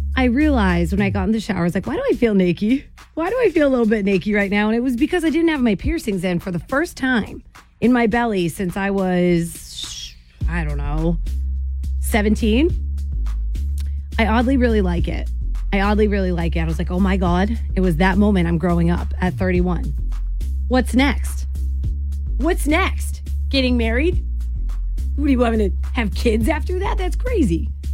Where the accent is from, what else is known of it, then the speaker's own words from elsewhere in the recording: Jersey Shore, New Jersey, United States; when I was 18, growing up in New Jersey on the Jersey Shore